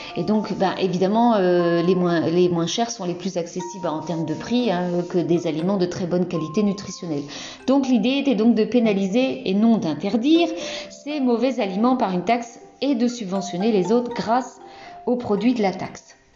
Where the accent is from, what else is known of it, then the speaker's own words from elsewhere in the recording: Brittany, France; je suis bretonne